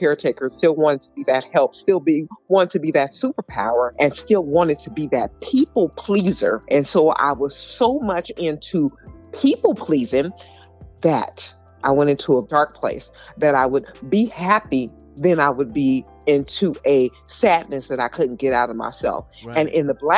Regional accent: Pomona, California, United States; growing up in Pomona, number one is I am a preacher's kid.

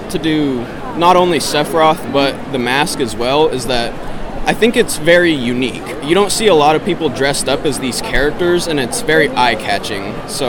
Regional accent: Long Beach, California, United States; I am from Long Beach, California, out here in Kansas City, Missouri.

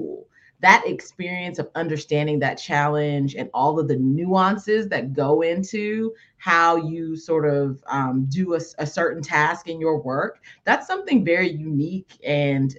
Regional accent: California, United States; I grew up in California

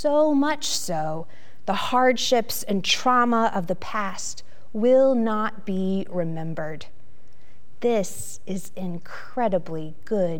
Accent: Roanoke, Virginia, United States; now in Richmond, United States; my hometown of Roanoke

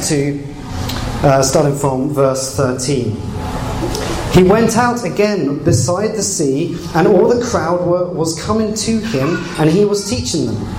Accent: England, United Kingdom; moved away as an adult; now in Canada; I've, I've, come from England

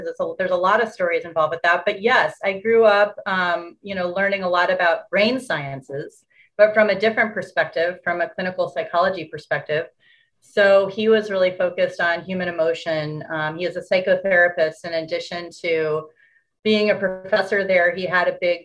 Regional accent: Bloomington, Indiana, United States; moved away as an adult; also born or lived in New York; I grew up in a small town in Indiana, actually, Bloomington, Indiana.

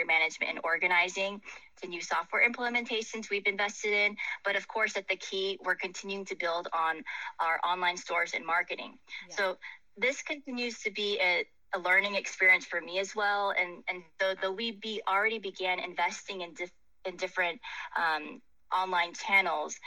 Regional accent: Silicon Valley, California, United States; moved away; originally my hometown is from Silicon Valley

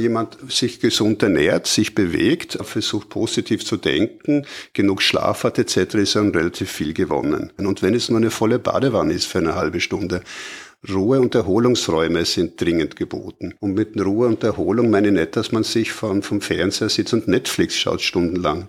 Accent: Austria; wir in Österreich

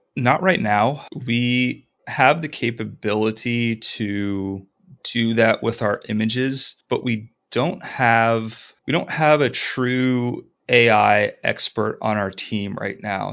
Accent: Ohio, United States; moved away as an adult; also born or lived in New Orleans; we're from Ohio

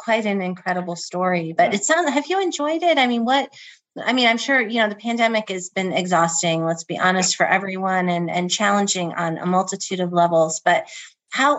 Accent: Midwest, United States; now in New Jersey, United States; I'm from the Midwest

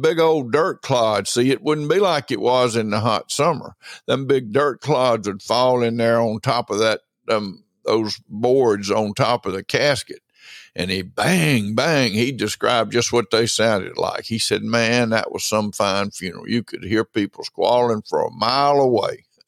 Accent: Franklin County, Mississippi, United States; born and raised in Franklin County, Mississippi

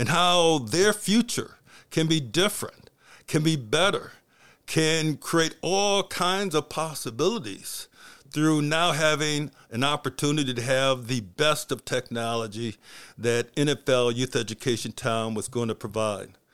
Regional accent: Flint, Michigan, United States; also born or lived in New Hampshire; I was born in Flint, Michigan, and I was born hearing impaired.

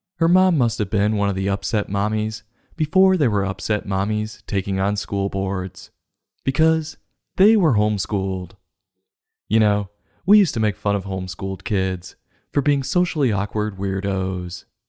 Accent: United States; being an American

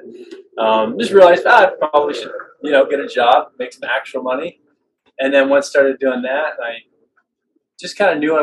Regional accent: Vancouver, British Columbia, Canada; I'm from Vancouver.

